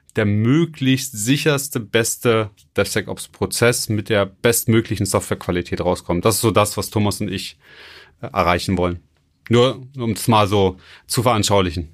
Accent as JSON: {"language": "German", "region": "Baden-Württemberg", "country": "Germany", "said": "bei uns in Baden-Württemberg"}